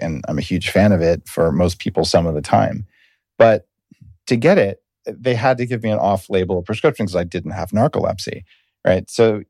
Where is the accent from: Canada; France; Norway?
Canada; Yeah, no, I'm a Canadian, so yeah, of course I was forced to comply with all the regulations.